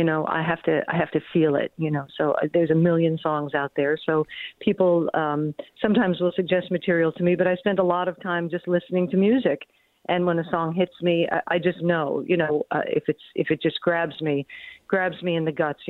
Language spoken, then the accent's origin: English; New York City, New York, United States; I'm from New York City